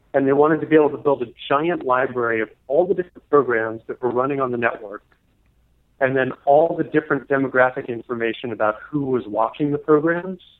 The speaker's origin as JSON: {"language": "English", "region": "New Jersey", "country": "United States", "tie": "born or raised there", "also_born_or_lived": "Venezuela", "said": "most of my growing up in New Jersey."}